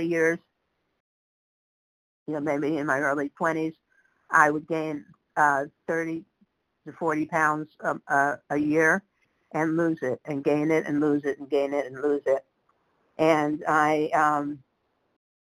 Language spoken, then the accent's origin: English; New York City, New York, United States; I grew up in the Bronx